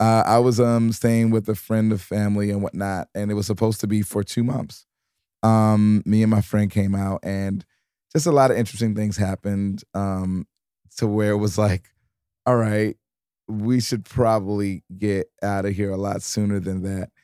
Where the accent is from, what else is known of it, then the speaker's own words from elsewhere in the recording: Detroit, Michigan, United States; also born or lived in New York; now in Los Angeles, United States; I was from Detroit, but I was living in New York